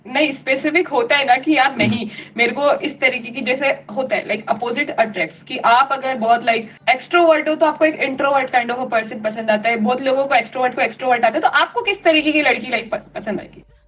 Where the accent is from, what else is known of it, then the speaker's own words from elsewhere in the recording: Delhi, India; also born or lived in Bangalore; मैं भी दिल्ली से हूँ